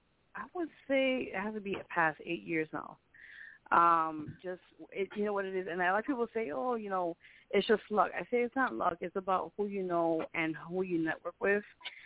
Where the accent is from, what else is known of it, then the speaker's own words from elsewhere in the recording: Puerto Rico; now in New York City, United States; Yeah, well, I'm Puerto Rican.